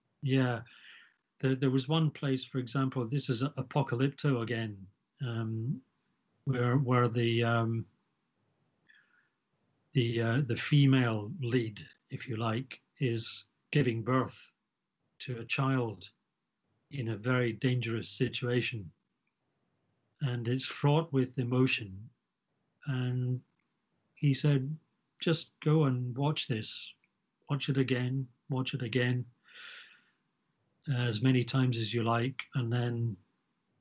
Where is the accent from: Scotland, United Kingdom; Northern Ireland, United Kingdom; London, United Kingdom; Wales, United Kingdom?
Scotland, United Kingdom; growing up in Scotland